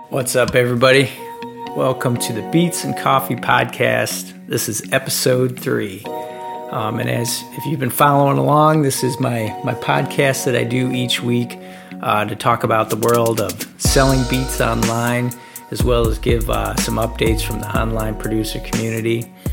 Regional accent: Detroit, Michigan, United States; I'm from from Detroit

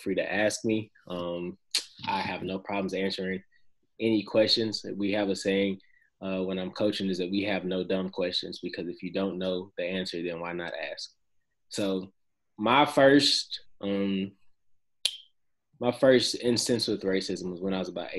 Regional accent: Nashville, Tennessee, United States; So I'm from Nashville, born and raised. Been here my whole life.

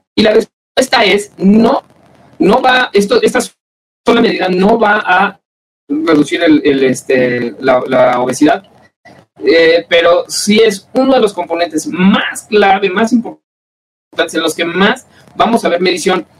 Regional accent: Mexico; nos representa como mexicanos

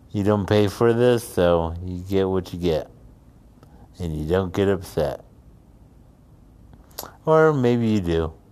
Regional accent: New York, United States; he got all confused and I said, I'm from New York.

